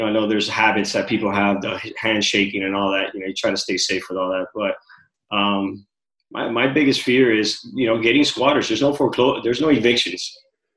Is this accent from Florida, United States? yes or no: yes; Miami, Florida, United States; also born or lived in Cuba; I've been raised here in Miami. Originally born in Cuba